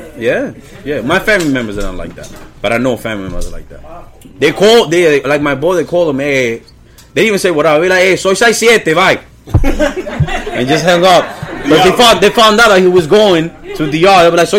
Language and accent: English; New England, United States; That's New England. I'm from New England. New England, you know, it's a few states, so yeah.